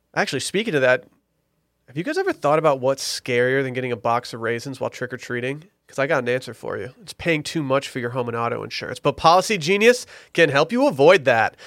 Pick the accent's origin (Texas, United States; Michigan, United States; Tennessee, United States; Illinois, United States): Michigan, United States; Detroit; my hometown Lions